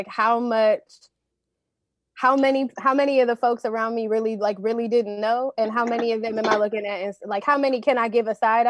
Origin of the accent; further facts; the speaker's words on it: Michigan, United States; now in California, United States; I am from Michigan. I'm currently in California.